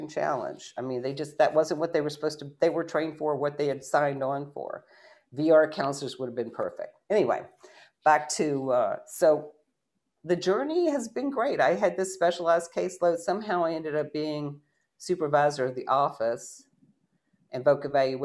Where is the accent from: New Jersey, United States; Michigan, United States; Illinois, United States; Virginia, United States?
Virginia, United States; Shenandoah Valley; moved away as an adult; I grew up in the Shenandoah Valley of Virginia